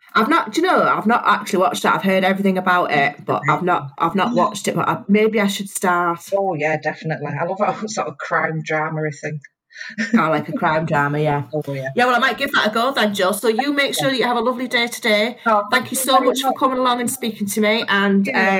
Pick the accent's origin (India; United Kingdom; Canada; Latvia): United Kingdom; County Durham, North East England; moved away; when I was a little kid, I grew up in County Durham